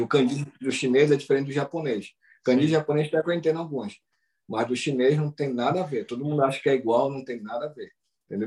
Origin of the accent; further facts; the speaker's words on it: Pará, Brazil; moved away; a gente é paraense